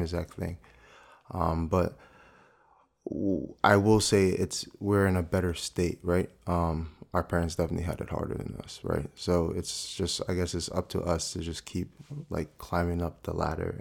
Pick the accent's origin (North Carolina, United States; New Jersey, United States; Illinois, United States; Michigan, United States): New Jersey, United States; South Orange; also born or lived in Newark, New Jersey; I think I was born in Newark. Um, I've been in, like, South Orange my whole life